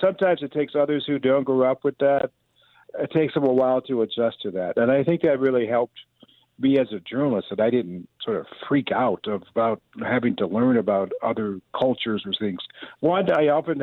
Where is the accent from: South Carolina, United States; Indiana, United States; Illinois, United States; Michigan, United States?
Michigan, United States; Detroit; moved away as an adult; I'm a native of Southwest Detroit